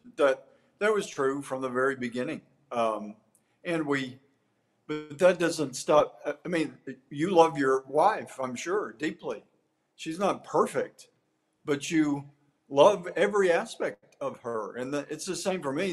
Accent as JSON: {"language": "English", "region": "East Texas", "country": "United States", "also_born_or_lived": "Tyler, Texas", "said": "East Texas has always been my home"}